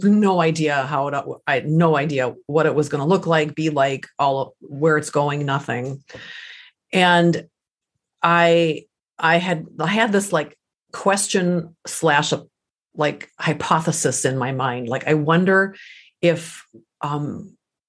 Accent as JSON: {"language": "English", "country": "United States", "tie": "born or raised there", "second_language": "English", "said": "I am first generation American. English is my second language"}